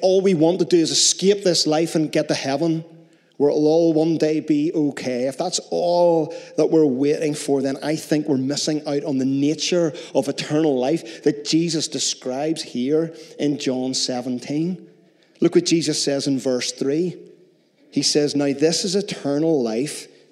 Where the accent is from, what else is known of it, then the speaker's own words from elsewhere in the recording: Northern Ireland, United Kingdom; We're so Northern Irish in Northern Ireland